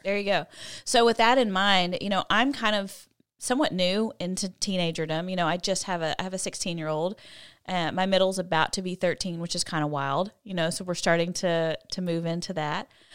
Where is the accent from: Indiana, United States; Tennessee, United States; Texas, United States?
Texas, United States; College Station; I grew up in College Station where Texas A and M is